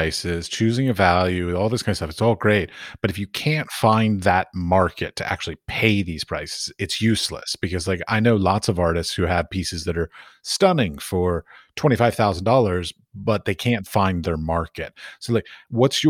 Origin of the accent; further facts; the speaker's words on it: United States; moved away as an adult; also born or lived in Abu Dhabi / Dubai; now in Prague, Czech Republic; I was raised in the United States